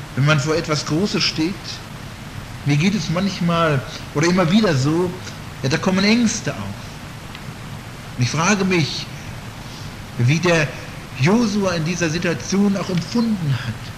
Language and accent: German; Northern Germany, Germany; in Norddeutschland, wo ich herkomme